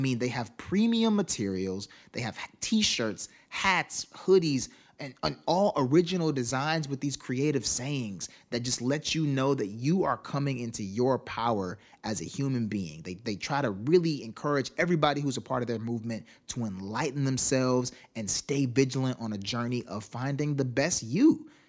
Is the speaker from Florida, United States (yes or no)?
yes; Miami, Florida, United States; born there; I was born in Miami.